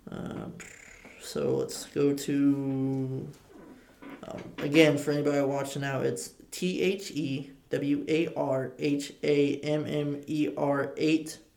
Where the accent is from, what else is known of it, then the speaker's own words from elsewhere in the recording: Camden, United States; also born or lived in Lafayette; I'm just a little kid from Camden, man. Yeah, you. I'm actually from Lafayette, but I was raised up down there.